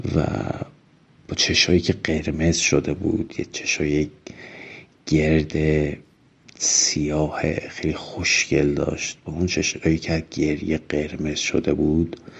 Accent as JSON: {"language": "Persian", "town": "Urmia", "region": "West Azerbaijan", "country": "Iran", "also_born_or_lived": "Tehran", "moved": "as an adult", "said": "من هم اهل ارومیه بودم و به واسطه اینکه اهل ارومیه بودم هر از گاهی سر می زدم به پدر و مادر"}